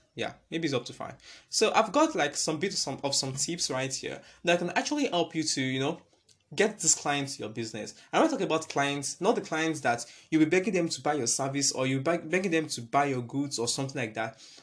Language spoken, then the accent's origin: English; Nigeria; it's all about us being Nigerian.